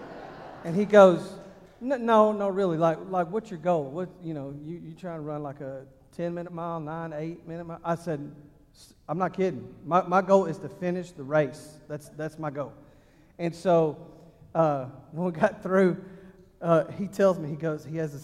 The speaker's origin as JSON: {"language": "English", "region": "Texas", "country": "United States", "also_born_or_lived": "Ohio", "moved": "yes", "said": "I'm from Texas"}